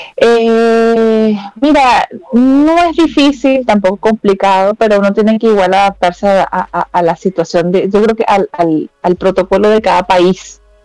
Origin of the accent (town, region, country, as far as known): Maracay, Aragua, Venezuela; moved away as an adult; now in Santiago, Chile